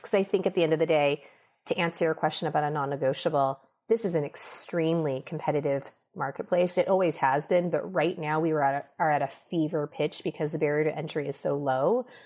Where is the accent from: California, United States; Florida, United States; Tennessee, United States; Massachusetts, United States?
California, United States; Los Angeles; also born or lived in Minnesota; I was raised mostly in Los Angeles.